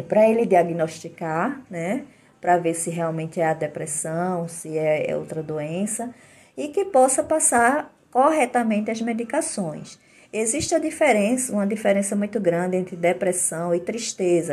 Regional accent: Olinda, Pernambuco, Brazil; now in Maceió, Brazil; E moro em Maceió, Alagoas, mas eu sou de Olinda, Pernambuco, minha cidadezinha, minha terra natal.

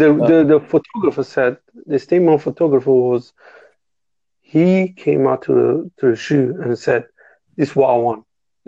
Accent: London, United Kingdom; I'm from England, London.

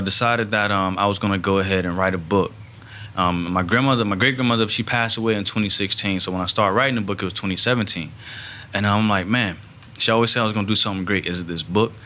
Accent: Miami, Florida, United States; moved away as an adult; now in Fort Myers, United States; I'm originally from uh, Liberty City, Miami, born and raised there um, my whole life

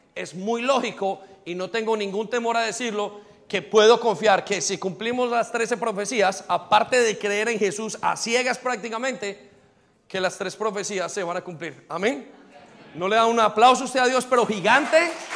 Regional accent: Colombia; moved away as an adult; now in London, United Kingdom; yo conozco mi pueblito y yo conozco el pueblo de muchos de nosotros y sé de dónde, sé de quiénes somos los colombianos

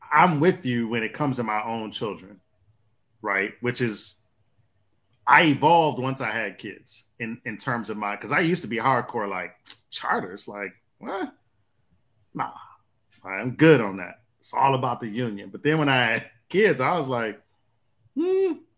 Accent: Detroit, Michigan, United States; also born or lived in Atlanta; Growing up in Detroit

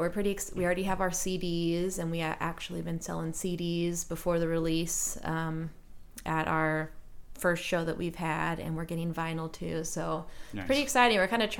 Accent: Kansas City, United States; now in Lawrence, United States; But I'm from Kansas City, all my family is from here. I think now that I live in Lawrence, on my dad's side of the family, I'm like the person that lives the farthest away

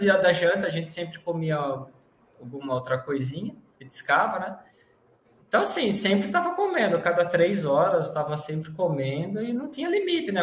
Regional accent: São Carlos, São Paulo, Brazil; sou de São Carlos, estado de São Paulo, interior de São Paulo

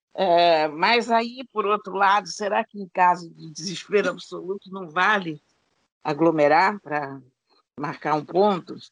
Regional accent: Brazil; no exterior enquanto brasileiro

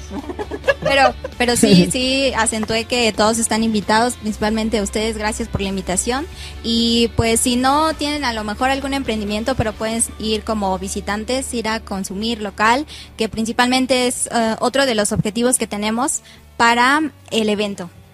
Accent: Cocotitlán, State of Mexico, Mexico; Yo soy del municipio de Cocotitlán

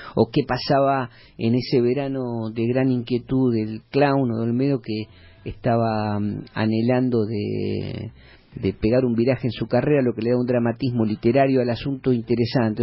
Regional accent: Mar del Plata, Buenos Aires Province, Argentina; porque era mi ciudad, yo soy de Mar

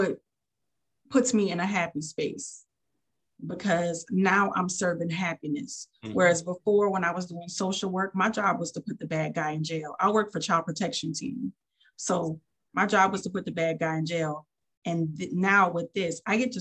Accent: New Orleans, Louisiana, United States; now in Fort Walton Beach, United States; I'm from New Orleans

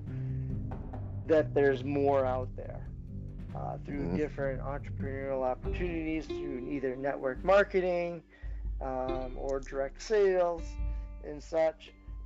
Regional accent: Maine, United States; I grew up in Maine. Mostly, we did a lot of moving around before I was six, basically, but as soon as we got planted in Maine, we grew up

